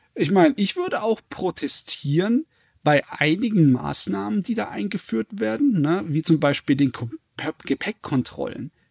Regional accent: Germany; bei uns in Deutschland

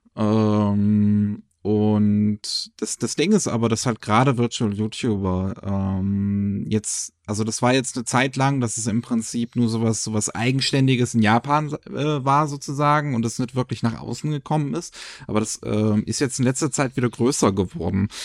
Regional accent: Germany; bei uns in Deutschland

